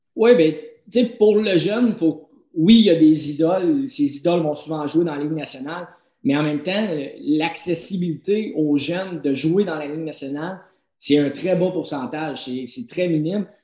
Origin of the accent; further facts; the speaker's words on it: Drummondville, Quebec, Canada; c'était à Drummondville, c'était dans mon patelin